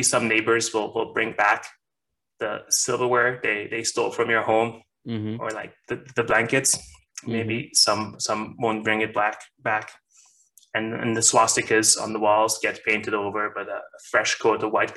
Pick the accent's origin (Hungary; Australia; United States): Hungary; moved away; I'm originally from Hungary. That's my home, I guess